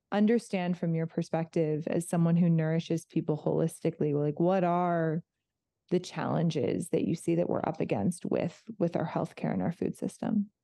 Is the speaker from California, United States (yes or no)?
yes; outside of Los Angeles, California, United States; moved away; I grew up outside of Los Angeles